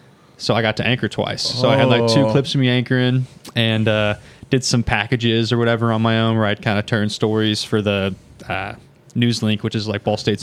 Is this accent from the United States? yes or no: yes; Huntingburg, Indiana, United States; also born or lived in Evansville, Indiana / Muncie, Indiana; Well, I'm from Huntingburg, so a local guy. I live in Evansville now.